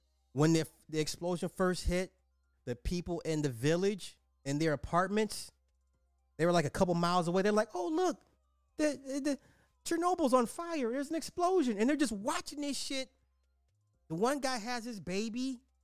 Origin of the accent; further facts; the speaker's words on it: Cincinnati, Ohio, United States; I'm from Cincinnati and it was about 2 hours away and could smell the burning of whatever was for 2 days, but this is nothing new in the great state of Ohio.